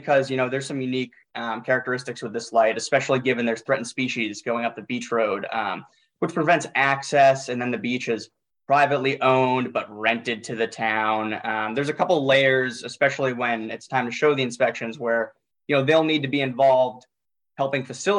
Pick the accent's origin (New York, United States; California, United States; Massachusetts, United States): Massachusetts, United States; Duxbury; I grew up in Duxbury.